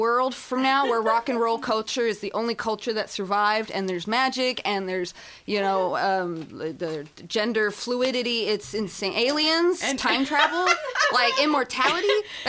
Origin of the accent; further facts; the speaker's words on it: California, United States; I hail from the Inland Empire.